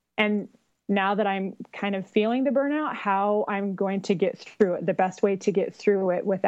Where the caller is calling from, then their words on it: Eagle Mountain, Utah, United States; also born or lived in Boston; I'm calling from Eagle Mountain, Utah.